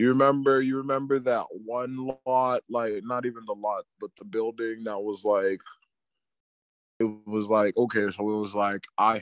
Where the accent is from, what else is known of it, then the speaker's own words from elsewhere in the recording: Queens, New York, United States; Like, you remember growing up in Queens.